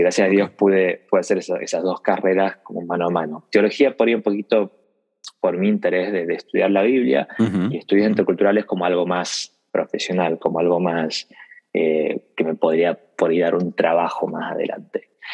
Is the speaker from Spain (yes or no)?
no; northern Argentina, Argentina; nací en Argentina. nací en una familia misionera.